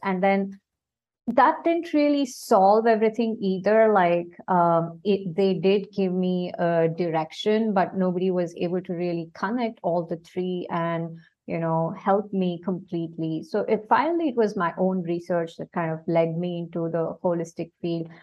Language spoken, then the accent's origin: English; India; now in Singapore; I am basically from India and I am currently based in Singapore.